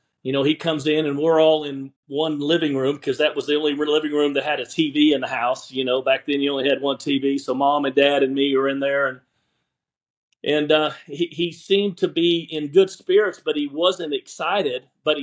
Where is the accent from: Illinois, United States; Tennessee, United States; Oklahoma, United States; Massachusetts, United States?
Oklahoma, United States; Midwest City; But no, Coach, we grew up in Middle City, and like a lot of people in the state, we're diehard Sooner fans, and my whole family was.